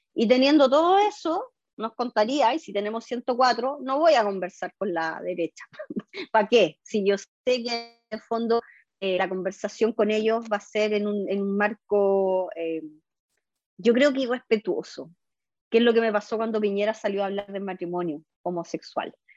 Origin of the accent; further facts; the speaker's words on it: San Fernando, O'Higgins, Chile; also born or lived in Coquimbo Region; Me crié en San Fernando